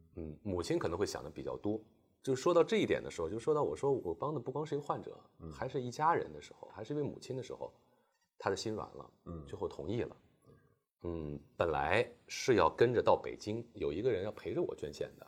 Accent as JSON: {"language": "Chinese", "region": "Shanghai", "country": "China", "tie": "born or raised there", "also_born_or_lived": "Beijing", "moved": "as an adult", "said": "我来自于上海，就是嗯。从小在上海这个大都市"}